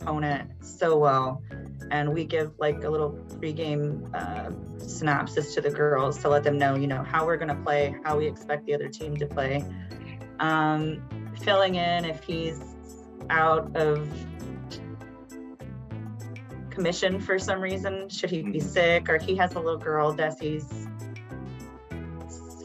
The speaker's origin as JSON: {"language": "English", "town": "Hannibal", "region": "Missouri", "country": "United States", "said": "this kid from the Midwest, a small town. I'm from Hannibal, which is right across the river"}